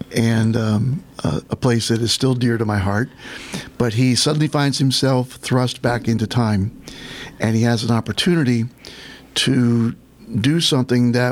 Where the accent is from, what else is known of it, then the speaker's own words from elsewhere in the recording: Pennsylvania, United States; I grew up in Pennsylvania, not far from Gettysburg.